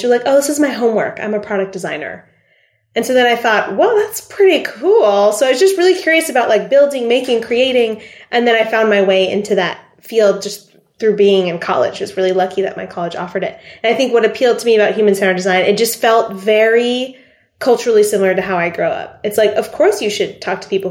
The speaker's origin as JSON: {"language": "English", "region": "Arkansas", "country": "United States", "tie": "born or raised there", "also_born_or_lived": "Lebanon", "said": "I grew up in Arkansas"}